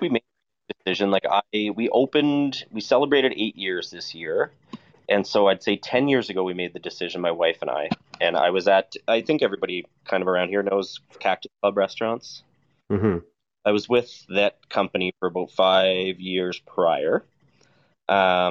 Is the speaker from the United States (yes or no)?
no; Nova Scotia, Canada; now in Alberta, Canada; I come from Nova Scotia